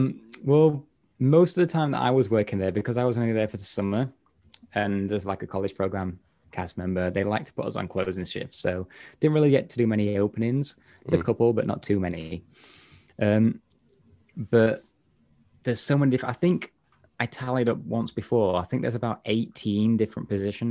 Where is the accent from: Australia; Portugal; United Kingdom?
United Kingdom; England; I'm from like Northern England, well, a bit more North Midlands area. So my accent's not as stereotypical again